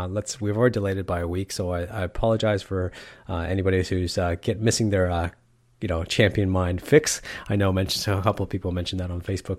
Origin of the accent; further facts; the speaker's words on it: Canada; I'm Canadian, man. It's natural in me. It's a part of my DNA.